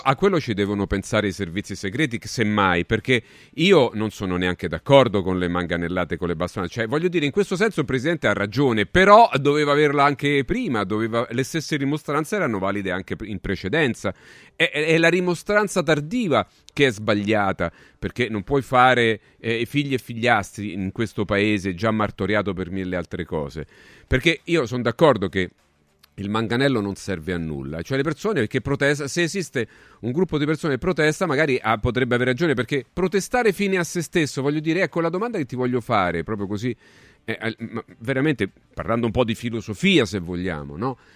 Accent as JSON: {"language": "Italian", "town": "Rome", "region": "Lazio", "country": "Italy", "said": "come si dice qui a Roma, io sono romano, quindi pa- passatemi alcune, alcune, romanità, alcune cose dialettali"}